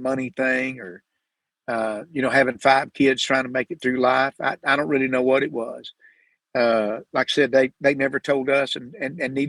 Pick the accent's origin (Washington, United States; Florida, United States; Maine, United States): Florida, United States; Sanford; I was born in Sanford, Florida